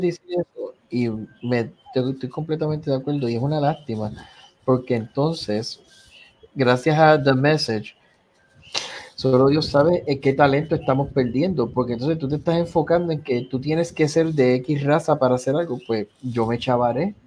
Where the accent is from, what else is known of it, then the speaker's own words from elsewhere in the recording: Puerto Rico; soy puertorriqueño